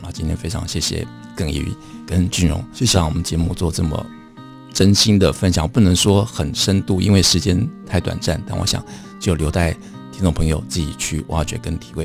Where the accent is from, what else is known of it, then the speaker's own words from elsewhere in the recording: Taipei, Taiwan; 其实我小时候住在剑潭